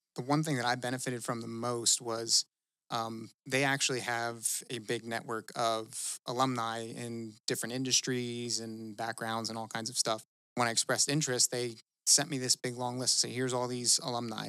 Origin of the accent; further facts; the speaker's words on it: Easton, Pennsylvania, United States; I'm from Easton, Pennsylvania